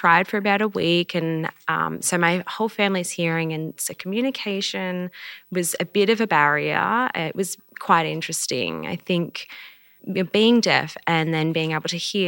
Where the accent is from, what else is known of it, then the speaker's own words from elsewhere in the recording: Melbourne, Victoria, Australia; now in Brisbane, Australia; This is my sign name. I was born deaf. I grew up in Melbourne and then I moved to Brisbane to be close to family.